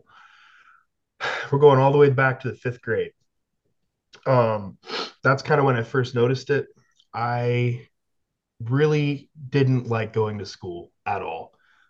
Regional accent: West Virginia, United States; also born or lived in Canada; I am Canadian, but I only lived there for like 3 years. This was in West Virginia

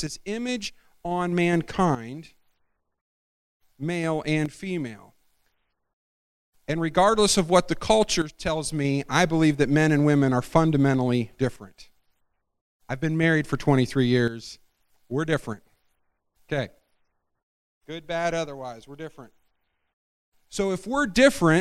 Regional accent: Scotland, United Kingdom; I'm Scottish

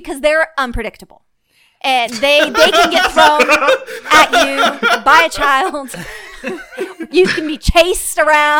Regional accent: Florida, United States; I grew up in Florida

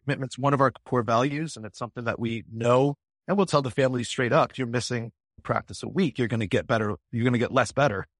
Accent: Springfield, Massachusetts, United States; I'm an American born in Springfield, Massachusetts in nineteen seventy-two

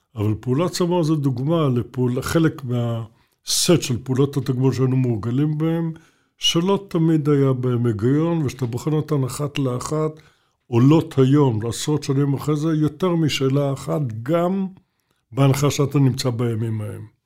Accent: Jerusalem, Jerusalem District, Israel; אני ירושלמי

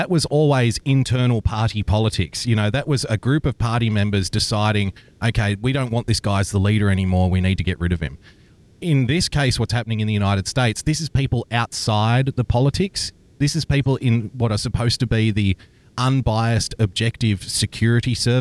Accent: Australia; being an Australian

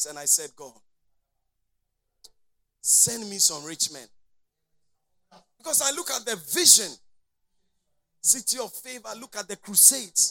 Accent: Konkonuru, Eastern Region, Ghana; I was born in Konkonuru here

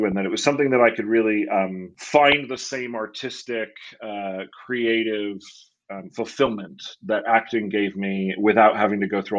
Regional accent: Rochester, New York, United States; moved away as an adult; also born or lived in California; now in Los Angeles, United States; I am from Rochester, New York originally.

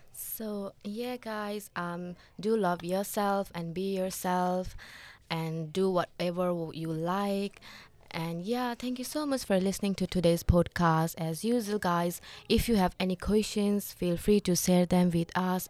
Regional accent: Nepal; now in Australia; I'm also from Nepal

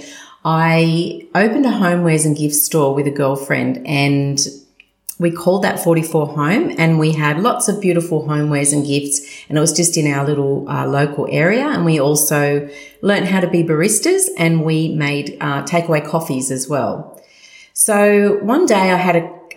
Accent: Sydney, New South Wales, Australia; I was born and raised in Sutherland Shire, the good old Shire, with my three sisters

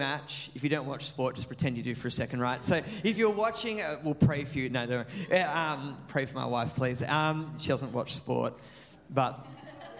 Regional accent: Maitland, New South Wales, Australia; now in Mandurah, Australia; my hometown of Maitland, which was a small country city

